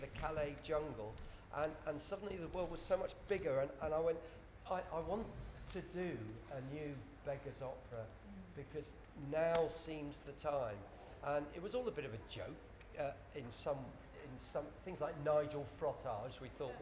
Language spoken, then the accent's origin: English; Cornwall, South West England, United Kingdom; moved away; I'm from Cornwall, beloved Cornwall, that voted UKIP